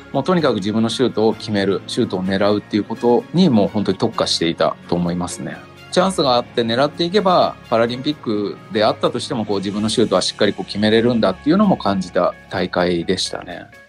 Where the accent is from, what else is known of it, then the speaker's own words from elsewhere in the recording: Nagano, Japan; moved away as an adult; also born or lived in Saitama; 僕地元長野県